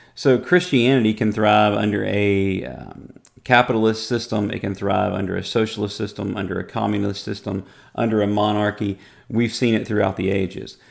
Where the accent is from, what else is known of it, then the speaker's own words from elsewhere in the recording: United States; as an American